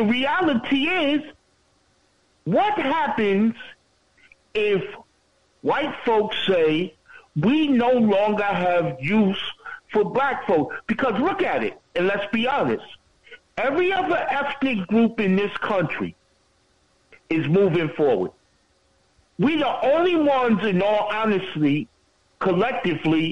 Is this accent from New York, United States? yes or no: yes; New York, United States; as a New Yorker